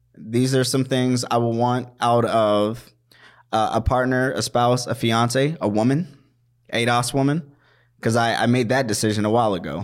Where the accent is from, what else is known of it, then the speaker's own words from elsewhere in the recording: Washington, District of Columbia, United States; also born or lived in Maryland; now in Minnesota, United States; I was born in Washington, D C. I grew up in Washington, D C, in Maryland